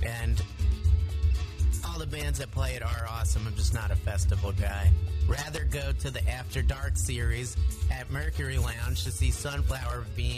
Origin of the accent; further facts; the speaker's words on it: Verona, New Jersey, United States; the town next to my hometown of Verona, New Jersey.